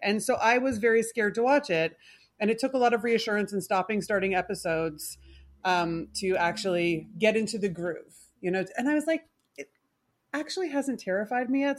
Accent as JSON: {"language": "English", "country": "Canada", "said": "I, I am Canadian"}